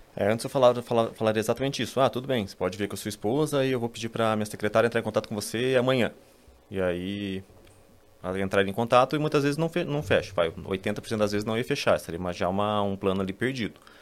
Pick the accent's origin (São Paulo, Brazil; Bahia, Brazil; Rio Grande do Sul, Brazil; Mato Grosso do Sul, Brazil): São Paulo, Brazil; sou aqui de São Paulo